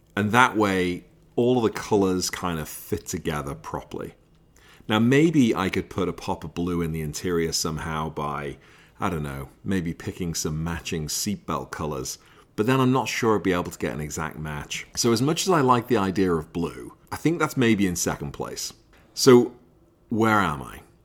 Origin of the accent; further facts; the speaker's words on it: Liverpool, North West England, United Kingdom; I'm from Liverpool.